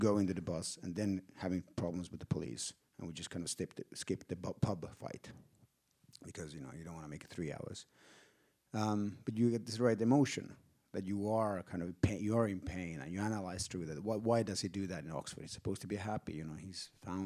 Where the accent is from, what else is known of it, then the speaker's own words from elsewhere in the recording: Finland; I'm from Finland.